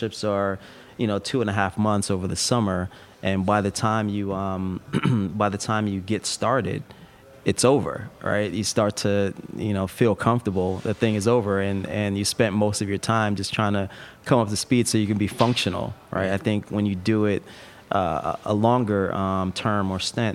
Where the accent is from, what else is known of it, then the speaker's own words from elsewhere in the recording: East Coast, United States; moved away as an adult; also born or lived in Bay Area, California; I grew up on the East Coast.